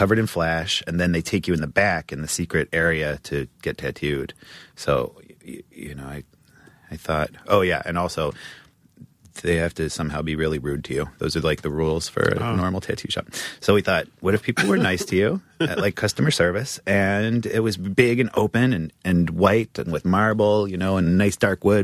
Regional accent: New Mexico, United States; I was born in New Mexico, up in the mountains, far, far away from civilization.

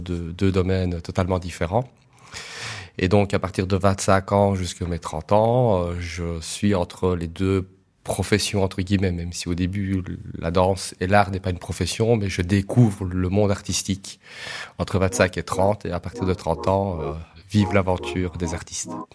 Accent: Liège, Wallonia, Belgium; je suis liégeois

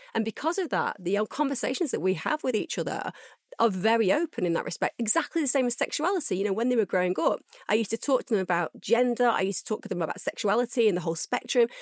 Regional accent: United Kingdom

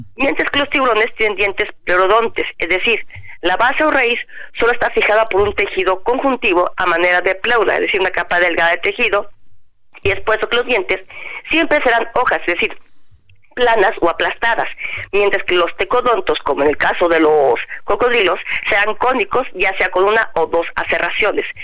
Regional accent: Jalisco, Mexico; mi tierra, en Jalisco

